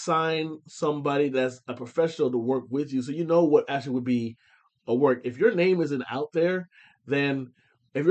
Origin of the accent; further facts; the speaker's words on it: Findlay, Ohio, United States; now in Houston, United States; the Hancock County Library in my hometown